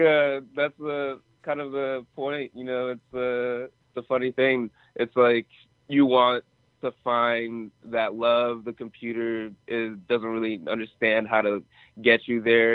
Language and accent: English; Atlanta, Georgia, United States; also born or lived in Nigeria; my childhood and growing up in Atlanta, but being born in Nigeria